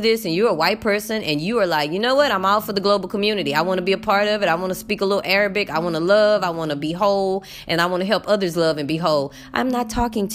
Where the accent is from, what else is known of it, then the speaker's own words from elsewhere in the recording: United States; moved away; I'm American